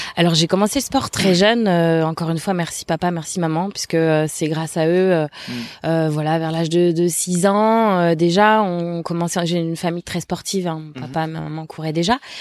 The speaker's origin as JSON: {"language": "French", "town": "Le Mans", "region": "Pays de la Loire", "country": "France", "tie": "born or raised there", "also_born_or_lived": "Angers / Toulouse", "moved": "as an adult", "said": "je suis originaire du, du Mans, en Sarthe. Mhm voilà, où j'ai, où je suis née, où j'ai grandi. Je suis restée jusqu'à jusqu'à l'âge de 18 ans"}